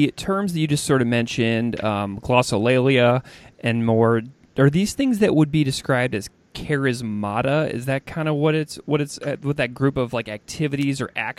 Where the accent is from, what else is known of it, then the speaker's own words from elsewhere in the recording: Missouri, United States; now in Western New York, United States; I'm speaking to you from Western New York. I grew up in Missouri